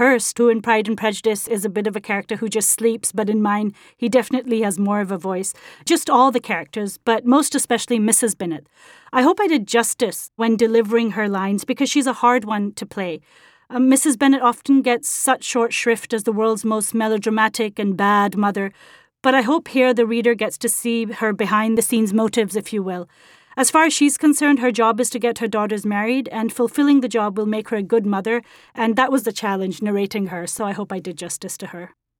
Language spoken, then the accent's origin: English; Pakistan; I'm originally from Pakistan, which was once a part of the British Empire, and I received an English medium education and grew up on British classics